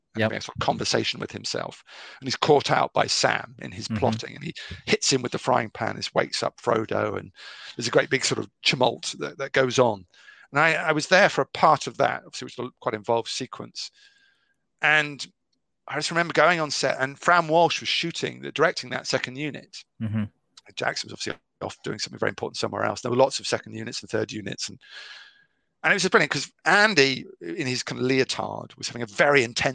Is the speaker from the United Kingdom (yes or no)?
yes; United Kingdom; You know, I'm totally British.